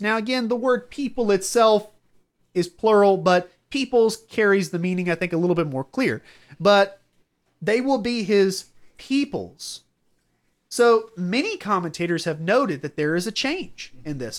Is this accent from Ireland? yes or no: no; Southern United States, United States; I'm a Southerner